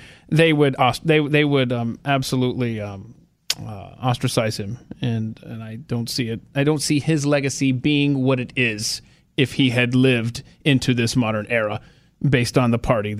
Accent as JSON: {"language": "English", "region": "Georgia", "country": "United States", "said": "I'm from Georgia"}